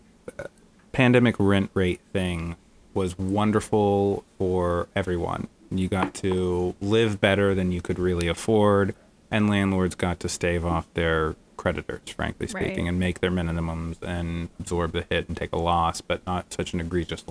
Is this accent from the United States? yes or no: yes; central Florida, United States; now in New York City, United States; my hometown, like in central Florida